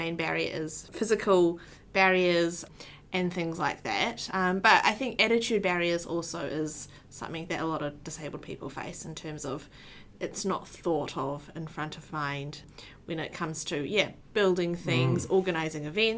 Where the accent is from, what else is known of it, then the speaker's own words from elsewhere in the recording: Auckland, New Zealand; So I was born and raised in Tamaki Makaurau in New Zealand.